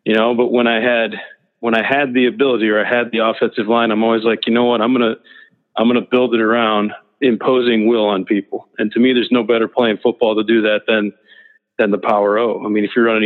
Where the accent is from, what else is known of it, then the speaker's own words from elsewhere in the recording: Midwest, United States; also born or lived in Nebraska / Tulsa / Broken Arrow; growing up in the Midwest, in the North